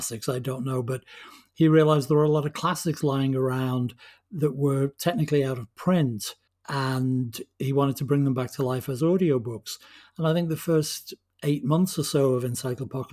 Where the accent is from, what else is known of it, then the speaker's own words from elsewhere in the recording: England, United Kingdom; I'm English.